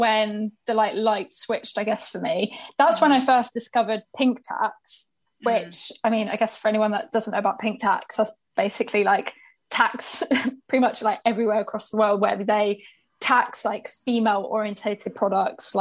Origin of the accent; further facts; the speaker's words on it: Worthing, South East England, United Kingdom; also born or lived in Brighton; now in Manchester, United Kingdom; I'm now living in Manchester. I'm originally from Worthing, which is like a seaside town near Brighton.